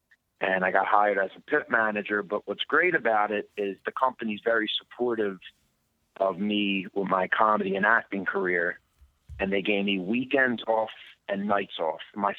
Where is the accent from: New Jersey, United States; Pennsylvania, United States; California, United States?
Pennsylvania, United States; Philadelphia; moved away as an adult; also born or lived in Chicago; growing up in South Philly